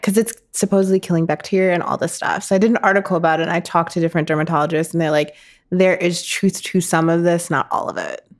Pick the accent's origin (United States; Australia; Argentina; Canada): United States; Minnetonka, Minnesota; moved away; I grew up in Minnetonka, which is a suburb outside of Minneapolis